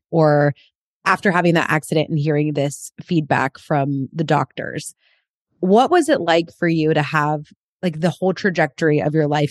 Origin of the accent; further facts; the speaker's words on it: California, United States; Another California girl